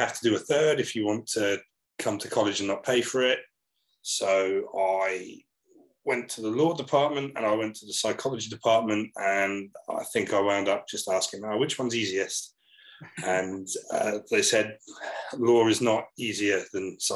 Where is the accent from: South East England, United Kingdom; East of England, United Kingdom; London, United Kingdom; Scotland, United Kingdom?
South East England, United Kingdom; Portsmouth; I come from Portsmouth on the south coast of the UK. My dad was, when I was growing up, my dad was an electrician